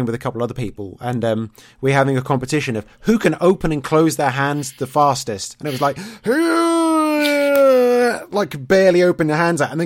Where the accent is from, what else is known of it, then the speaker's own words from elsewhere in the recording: East Anglia, East of England, United Kingdom; I'm from East Anglia, so that's much more East